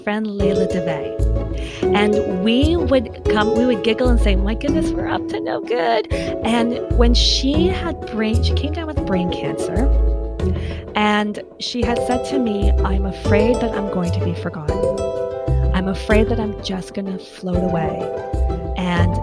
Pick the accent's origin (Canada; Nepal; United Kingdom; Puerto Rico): Canada; I'm Canadian.